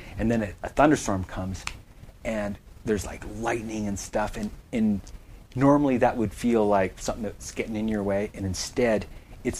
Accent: Canada; being a Canadian

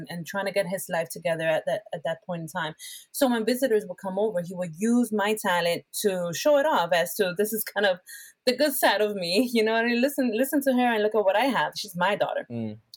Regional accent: Puerto Rico; English is a second language; moved away; I was just coming in from Puerto Rico. Um, I was trying to get rid of my accent because because of my

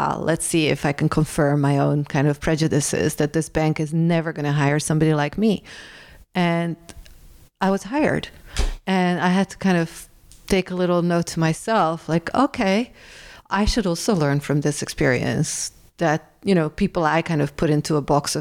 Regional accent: Rotterdam, South Holland, Netherlands; moved away; my hometown, Rotterdam

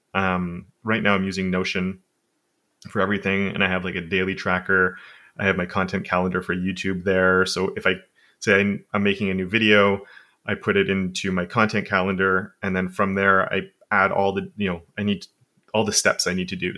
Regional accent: Montreal, Quebec, Canada; first language English; I've lived basically where I am my entire life.

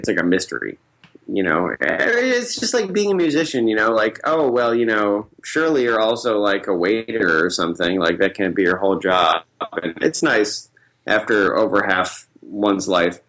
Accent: Central New York, United States; moved away; I'm from Central New York, so many people have never left where I'm from

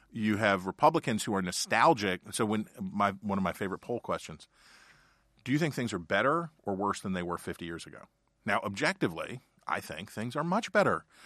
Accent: Ohio County, West Virginia, United States; My experience is growing up in Ohio County, West Virginia, and being the son of a coal salesman

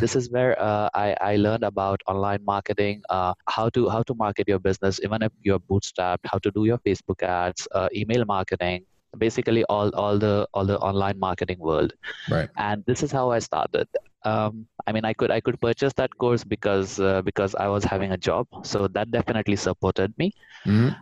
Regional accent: India; moved away as an adult; now in Germany; am originally from India and I came to Germany around seven years ago.

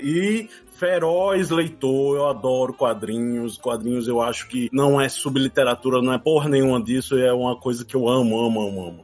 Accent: João Pessoa, Paraíba, Brazil; sou da Paraíba, né? Como você bem disse, João Pessoa

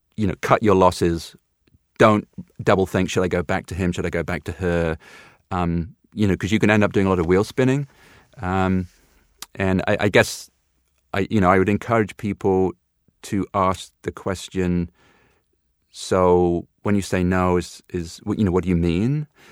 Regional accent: United Kingdom; being a Brit of a certain age

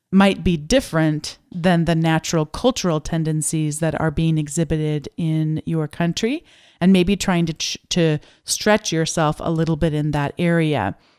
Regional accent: United States

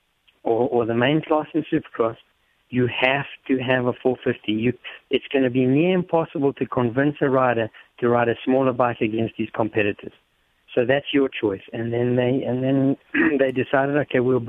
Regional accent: Honeydew, Gauteng, South Africa; moved away as an adult; also born or lived in Europe; now in United States; I was born in Johannesburg, and I grew up just outside of Johannesburg in a place named Honeydew.

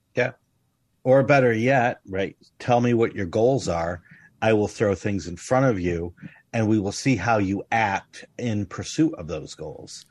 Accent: United States; I grew up in the United States

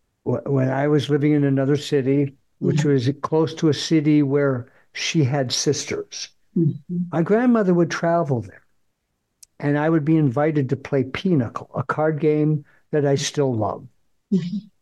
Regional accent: Fargo, North Dakota, United States; I grew up in Fargo, went through the Catholic school system

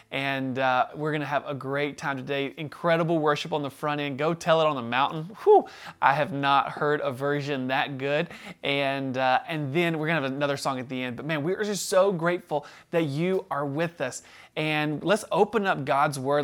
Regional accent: the South, United States; we were raised in the South

